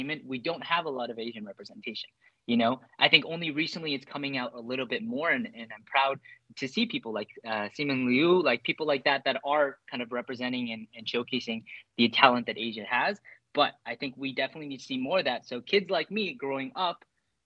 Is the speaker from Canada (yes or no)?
yes; Canada; growing up in Canada